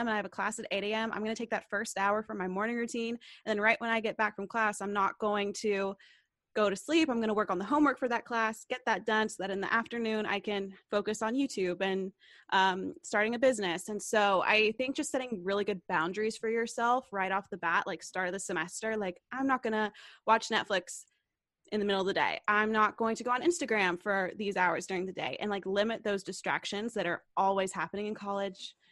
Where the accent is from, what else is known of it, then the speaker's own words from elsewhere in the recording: Knoxville, Tennessee, United States; moved away as an adult; now in Nashville, United States; I go to school in Nashville, Tennessee, and I'm from Knoxville, Tennessee.